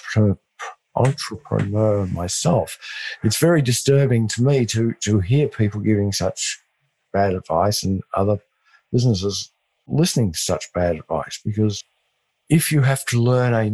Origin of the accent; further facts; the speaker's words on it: West Texas, United States; accent: West Texas; my West Texas accent